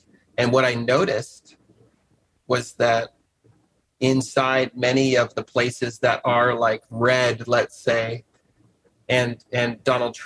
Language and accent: English; the Northwest, Pacific Northwest, United States; also born or lived in Portland, Oregon; we're from the Northwest